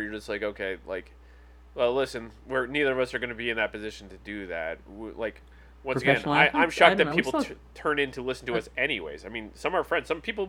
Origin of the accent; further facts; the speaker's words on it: United Kingdom; now in United States; I am a citizen of the United Kingdom.